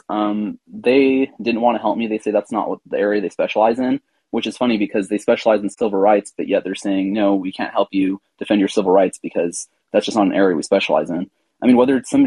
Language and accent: English; California, United States; I'm from California.